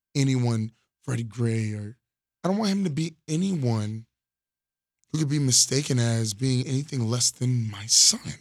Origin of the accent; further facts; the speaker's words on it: Florida, United States; from Florida